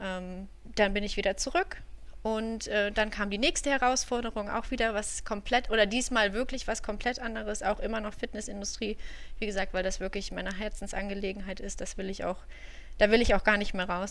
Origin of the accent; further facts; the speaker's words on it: Düsseldorf, North Rhine-Westphalia, Germany; drei Monate in Düsseldorf, ähm, meiner Heimatstadt. Ich bin ein Düsseldorfer Mädchen